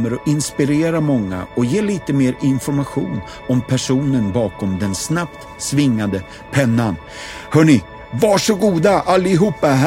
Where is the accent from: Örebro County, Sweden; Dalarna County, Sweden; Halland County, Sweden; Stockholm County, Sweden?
Stockholm County, Sweden; Stockholm; jag är stockholmare